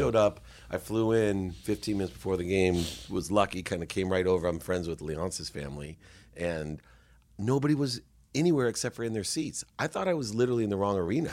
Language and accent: English; San Diego, California, United States; also born or lived in Akron, Ohio; growing up in San Diego